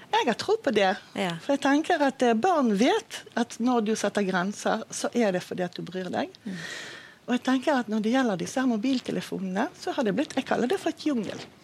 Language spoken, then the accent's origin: Norwegian; Israel; accent: Bergen dialect; Norwegian is a second language; moved away as an adult; now in Bergen, Norway; Jeg kommer fra Israel og har bodd i Norge i ja, over 30 år